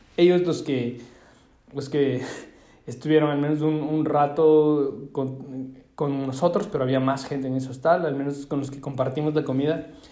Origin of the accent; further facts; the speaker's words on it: Ecuador; Yo de Ecuador